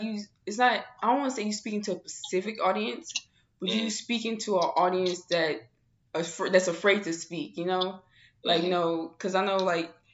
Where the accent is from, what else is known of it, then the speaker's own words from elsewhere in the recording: St. Louis, Missouri, United States; now in Arizona, United States; I'm from St. Louis